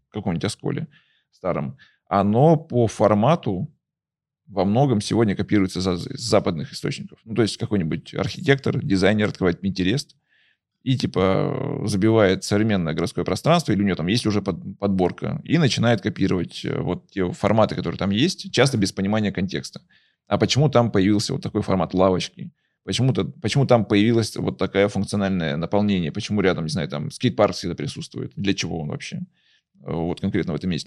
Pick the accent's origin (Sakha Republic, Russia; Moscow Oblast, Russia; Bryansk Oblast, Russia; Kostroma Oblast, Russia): Kostroma Oblast, Russia; Kostroma; also born or lived in Izhevsk; я родился в Костроме